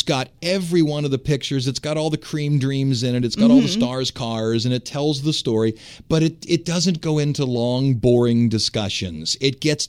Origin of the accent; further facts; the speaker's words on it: Cleveland, Ohio, United States; moved away; I grew up in Cleveland